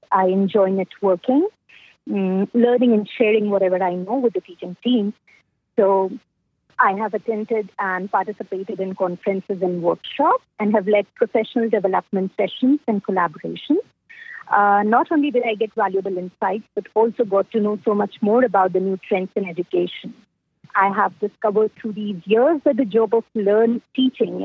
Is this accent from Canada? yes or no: no; India; I'm from India